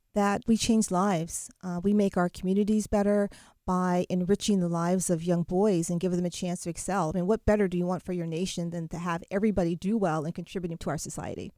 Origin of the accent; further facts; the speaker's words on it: Chester, New Jersey, United States; I'm from Chester, New Jersey